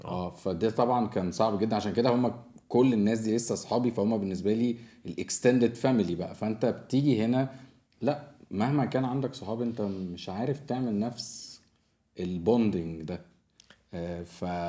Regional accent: Egypt; now in Dubai, United Arab Emirates; عندنا احنا آه، يعني كمصريين

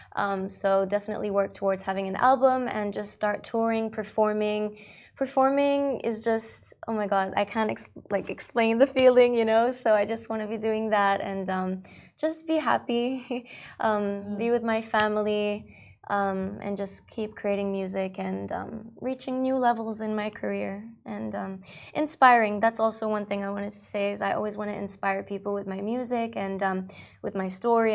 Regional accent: Dubai, United Arab Emirates; also born or lived in Australia; I um, grew up in Dubai. I've been here for 15 years. However, I was born in Australia.

